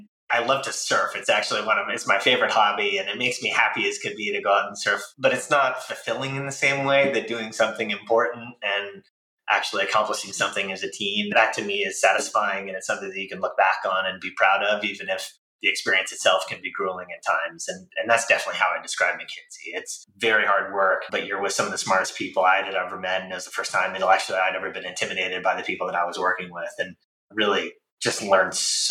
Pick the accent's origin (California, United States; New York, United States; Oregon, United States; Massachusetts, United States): California, United States; San Francisco Bay Area; I'm from the San Francisco Bay Area and kind of moved up and down the peninsula a few times